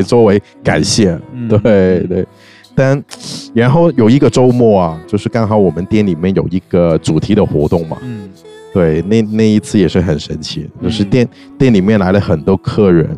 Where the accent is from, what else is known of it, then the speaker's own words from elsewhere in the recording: Hong Kong; now in Shanghai, China; 我是香港人嘛，嗯。我对香港的音乐还是，呃，香港背景的音乐还是挺，挺重视的